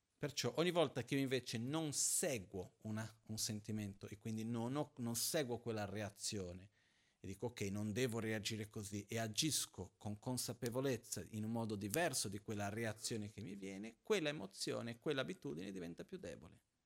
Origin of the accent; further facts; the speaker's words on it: Brazil; Io sono brasiliano